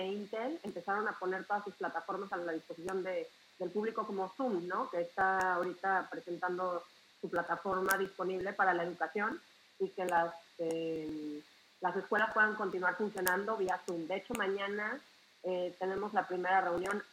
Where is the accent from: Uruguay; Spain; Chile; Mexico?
Mexico; now in Israel; soy mexicana y vivo en Israel hace 10 años